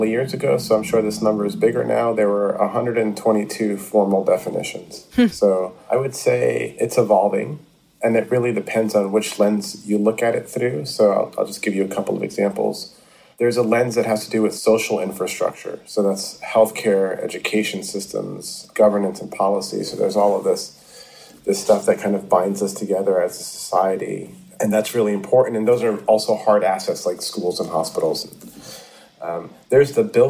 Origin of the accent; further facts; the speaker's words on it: New York City, New York, United States; a kid growing up in the Bronx